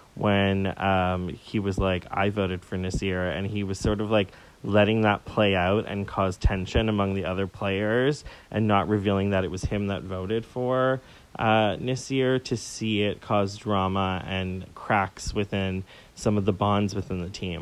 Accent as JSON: {"language": "English", "town": "Toronto", "region": "Ontario", "country": "Canada", "said": "I'm from Toronto"}